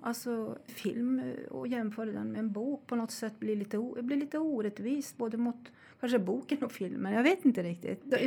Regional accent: Sweden; Vi svenskar

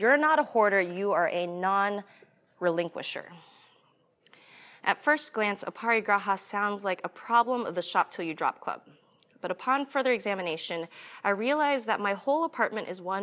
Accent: United States; I'm American

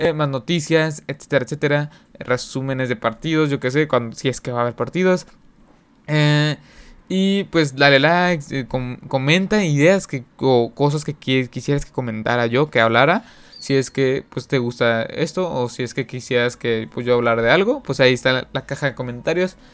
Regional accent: Mexico; aquí en mi país en México

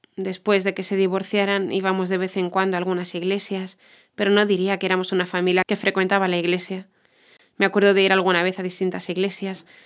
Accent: Baltimore, Maryland, United States; now in Jacksonville, Florida, United States; soy de Baltimore, Maryland, pero he estado en Jacksonville, Florida, por casi 30 um, años ya

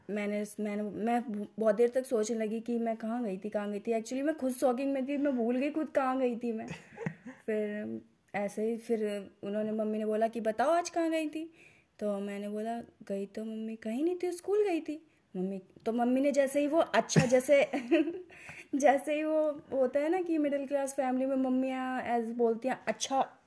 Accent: UP, Uttar Pradesh, India; हमारी भाषा में यूपी की भाषा में

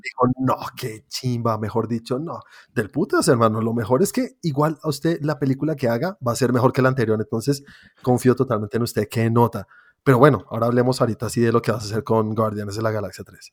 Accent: Colombia; Yo, siendo colombiano, teniendo una productora de animación

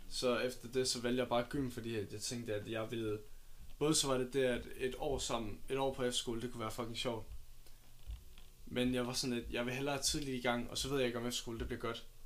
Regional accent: Odense, Southern Denmark, Denmark; born there; Jeg, øh, jeg er født i Odense.

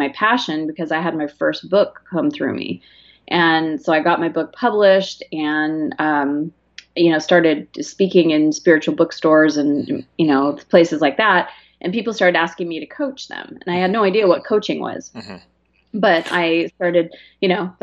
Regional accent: Arizona, United States; I'm from Arizona.

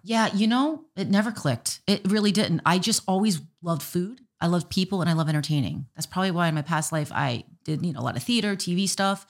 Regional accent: Miami, Florida, United States; now in Minot, United States; I'm from Miami and they call it the Magic City.

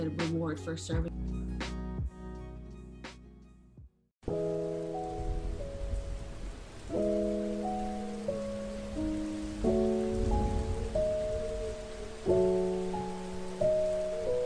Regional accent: Cairo, Cairo Governorate, Egypt; moved away as an adult; also born or lived in Waco, Texas / DC area; now in United States; grew up in Egypt. I moved here from Cairo, Egypt, to Waco, Texas, to my dorm room

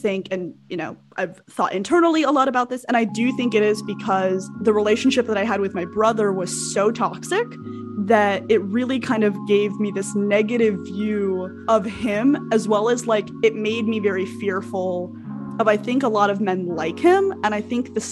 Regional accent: Albuquerque, New Mexico, United States; moved away; I grew up in Albuquerque, New Mexico, where there just like aren't a lot of like people of color

